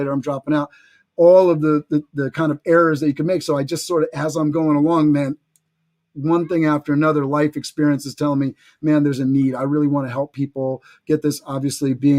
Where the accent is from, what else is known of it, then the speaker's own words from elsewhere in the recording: New York City, New York, United States; I grew up in New York City.